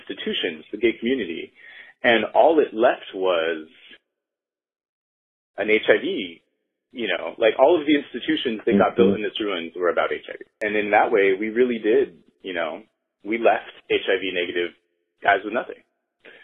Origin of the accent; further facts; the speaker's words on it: San Diego, California, United States; growing up I grew up in San Diego